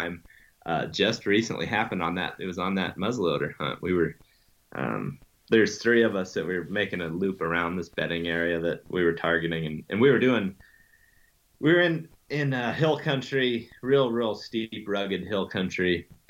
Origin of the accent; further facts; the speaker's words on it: Western Ohio, United States; moved away; I grew up in Western Ohio